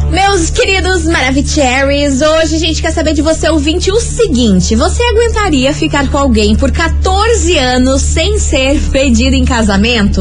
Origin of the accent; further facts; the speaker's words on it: Brazil; como brasileira